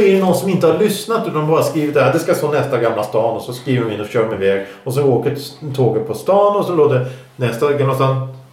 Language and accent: Swedish; Stockholm, Stockholm County, Sweden; vi stockholmare